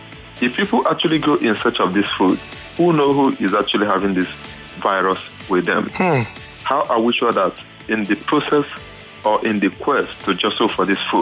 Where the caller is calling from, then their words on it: Amuwo-Odofin, Lagos, Nigeria; I'm calling from Amuwa-Dofin.